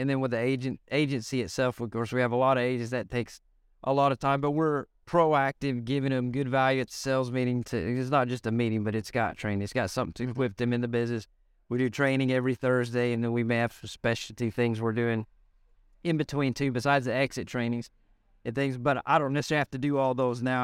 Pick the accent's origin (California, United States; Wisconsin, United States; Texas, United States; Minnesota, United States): Texas, United States; Lubbock; I'm from Lubbock, Texas